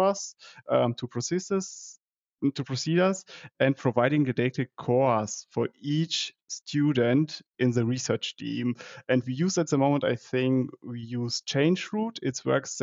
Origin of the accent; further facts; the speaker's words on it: Germany; also born or lived in Dortmund; I'm from Germany, living in Dortmund